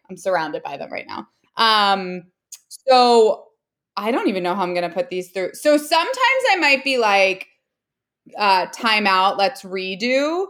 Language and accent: English; New Jersey, United States; oh, I'm from New Jersey. I used to go into New York a lot.